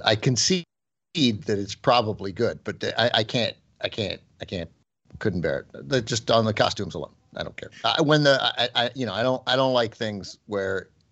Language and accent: English; United States; I'm an American